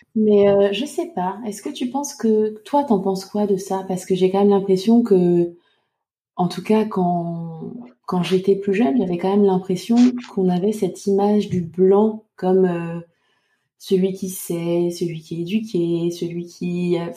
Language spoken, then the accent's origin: French; Côte d’Ivoire; moved away; j'ai adoré retourner dans mon pays natal avec Céline